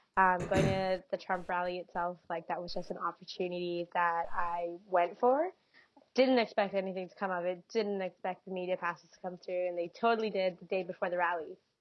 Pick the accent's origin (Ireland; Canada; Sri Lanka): Canada; I'm first generation Canadian.